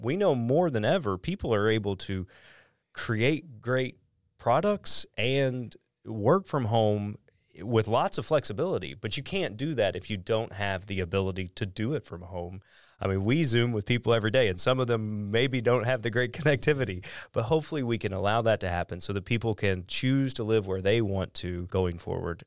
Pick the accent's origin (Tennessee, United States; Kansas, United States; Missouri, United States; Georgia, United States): Missouri, United States; Southeast; I grew up in Southeast Missouri